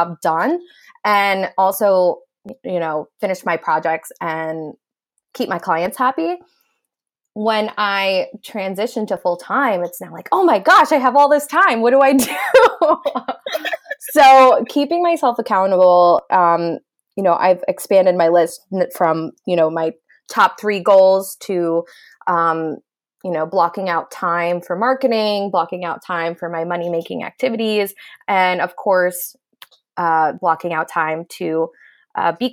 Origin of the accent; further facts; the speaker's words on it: New Jersey, United States; I am from New Jersey, but I help people locally and globally